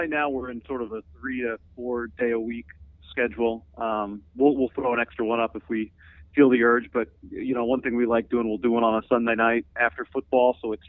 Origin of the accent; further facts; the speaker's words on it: Davis, California, United States; I'm from Davis, which my dad was in the Air Force, but we moved to Davis before ninth grade, and that's actually where I met John